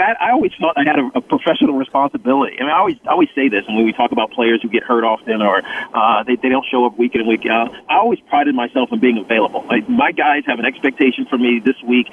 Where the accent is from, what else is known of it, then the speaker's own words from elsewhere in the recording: Southwest Virginia, United States; growing up in Southwest Virginia